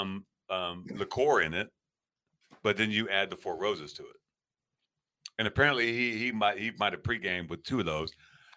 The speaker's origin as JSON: {"language": "English", "region": "England", "country": "United Kingdom", "tie": "born or raised there", "moved": "yes", "said": "I grew up in England."}